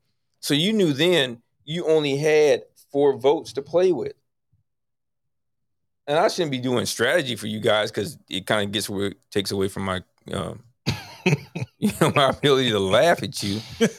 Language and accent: English; Tampa, Florida, United States; We're from Tampa.